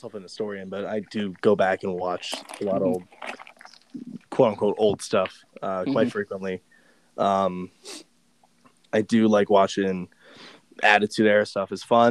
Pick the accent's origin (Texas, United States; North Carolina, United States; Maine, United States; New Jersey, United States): Texas, United States; Dallas-Fort Worth area; moved away; I grew up in the Dallas-Fort Worth area a little bit